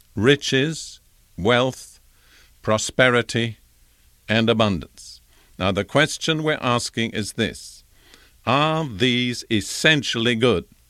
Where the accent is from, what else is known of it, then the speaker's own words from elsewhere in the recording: United Kingdom; as a young boy growing up in Britain, in the Anglican Church